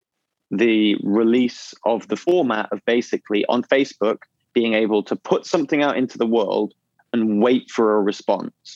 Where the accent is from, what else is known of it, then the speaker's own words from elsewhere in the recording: England, United Kingdom; as an English person